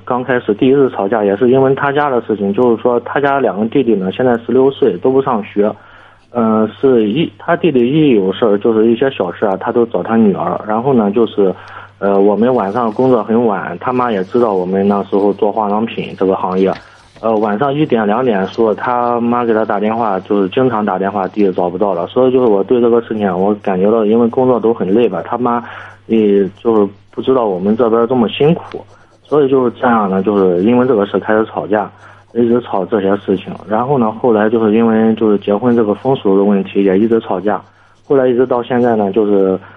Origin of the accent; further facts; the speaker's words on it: Zaozhuang, Shandong, China; moved away as an adult; now in Jinan, China; 我家住枣庄的，我现在在济南生活八年啊